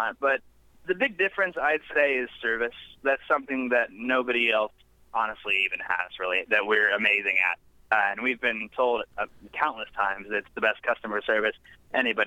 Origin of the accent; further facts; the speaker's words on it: Indianapolis, Indiana, United States; moved away as an adult; now in Nashville, United States; I grew up in Indianapolis, up north